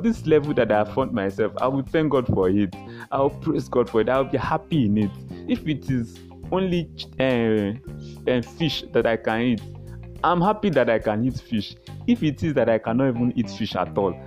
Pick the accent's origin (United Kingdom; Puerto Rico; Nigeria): Nigeria; Yorubaland; I come from the Yoruba tribe, Nigeria.